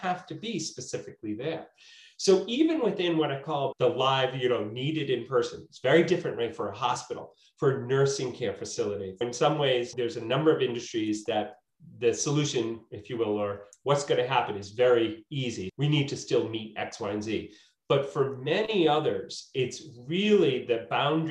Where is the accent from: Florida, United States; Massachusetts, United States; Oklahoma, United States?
Massachusetts, United States; Waltham; also born or lived in New York; I grew up in Waltham, I work in Boston, I've been down, you know, schooled in New York